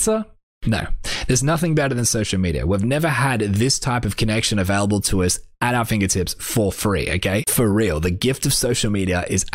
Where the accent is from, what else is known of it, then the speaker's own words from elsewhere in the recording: Australia; I'm just an Australian artist